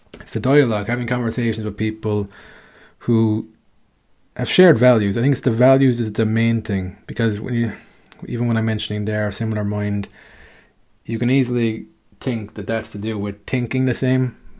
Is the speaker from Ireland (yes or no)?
yes; Ireland; me growing up in Ireland